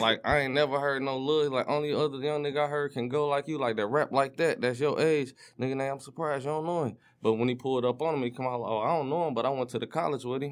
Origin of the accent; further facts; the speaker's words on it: Detroit, Michigan, United States; I'm from the east, I was raised on the east side